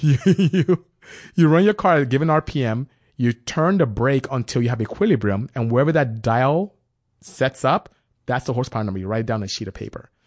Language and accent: English; Nigeria; moved away; also born or lived in West Africa; being Nigerian raised by my father